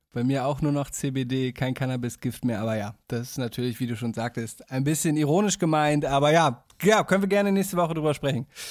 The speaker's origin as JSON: {"language": "German", "town": "Damme", "region": "Lower Saxony", "country": "Germany", "tie": "born or raised there", "moved": "yes", "said": "werde ich wahrscheinlich aus meiner Heimat, aus Damme aufnehmen"}